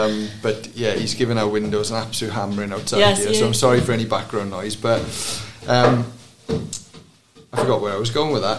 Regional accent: Maesteg, Wales, United Kingdom; the course I grew up in Maesteg

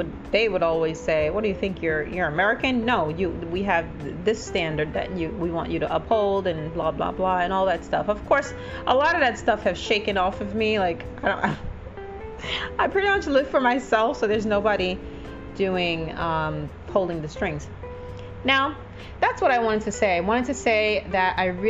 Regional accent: Jamaica; now in United States; I'm from a small island in the Caribbean, and I don't identify myself as that. You know, I'm very proud of where I'm from, and I'm very happy. It's Jamaica

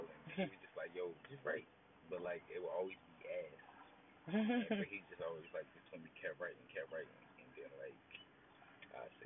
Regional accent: Philadelphia, Pennsylvania, United States; I'm from Philly. I don't really rep no hood or gang in particular. I rep the whole 215.

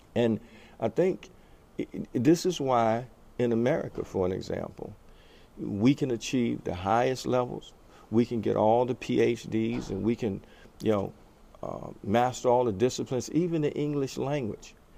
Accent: United States; being an American

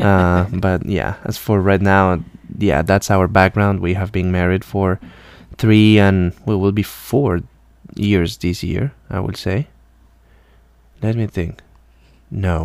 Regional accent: Colombia; English is a second language; moved away as an adult; now in Alabama, United States; I'm from Colombia originally, and I came to the U.S. around seven years ago

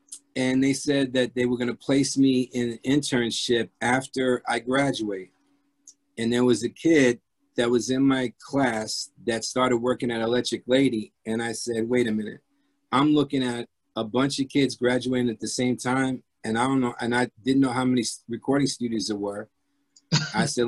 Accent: Jersey City, New Jersey, United States; accent: urban; also born or lived in France / Hoboken, New Jersey; I was born in France, heritage is Croatian, grew up in Jersey City

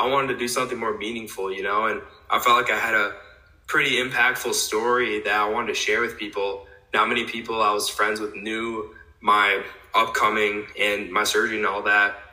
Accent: West Salem, Wisconsin, United States; now in La Crosse, United States; Originally from West Salem, maybe like 25 minutes away from La Crosse here in Wisconsin

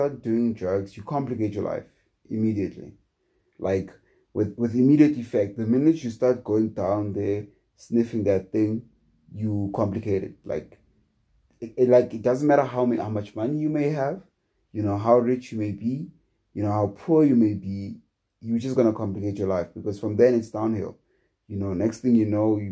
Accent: South Africa; as a South African

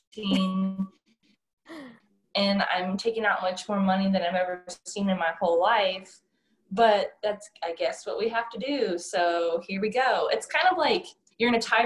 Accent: Ohio, United States; moved away as an adult; also born or lived in Indiana / Midland, Texas; now in Louisiana, United States; I grew up in Ohio and I went to college in Indiana. So kind of a Midwest gal

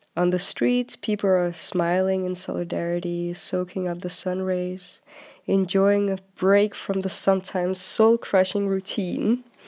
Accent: Denmark; also born or lived in London; I'm from Denmark, and I live in Copenhagen currently.

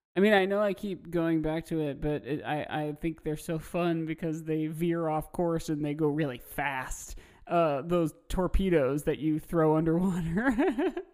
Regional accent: Midwest, United States; Growing up in the Midwest

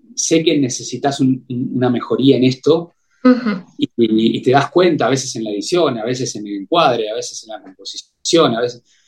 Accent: Mar del Plata, Buenos Aires Province, Argentina; yo nací en, Capital Federal, a en, Argentina, ¿no? Eh, en Buenos Aires. Y a los tres años, mis viejos decidieron venirse a vivir a Mar del Plata

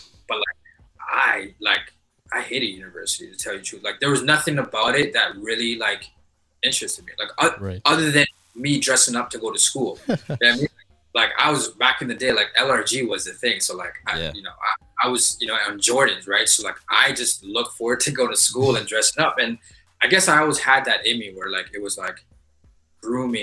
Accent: Montreal, Quebec, Canada; now in Toronto, Canada; I'm originally from Montreal.

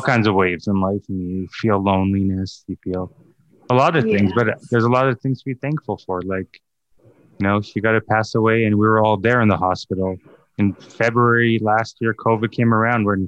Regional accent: Calgary, Alberta, Canada; also born or lived in East Africa; came to Calgary at 4 months old. So all I know is Calgary. Yeah, Calgary's home

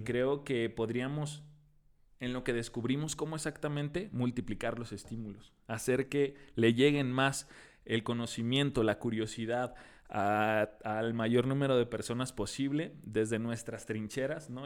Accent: Tijuana, Baja California, Mexico; ¿no eres de aquí? Le digo, no. ¿De dónde vienes? De Tijuana.

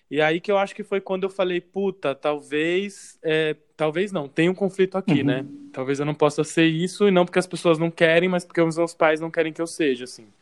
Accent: São Paulo, Brazil; sou de São Paulo mesmo, é, vivi a vida inteira aqui

